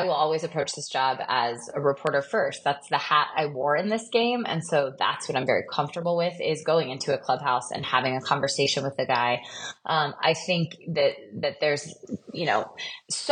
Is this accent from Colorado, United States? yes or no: yes; Colorado, United States; I grew up in Colorado